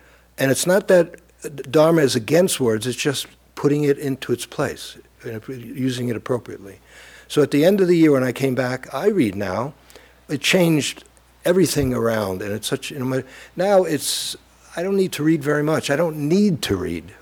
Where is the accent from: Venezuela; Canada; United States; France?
United States; New York City, New York; I grew up in Brooklyn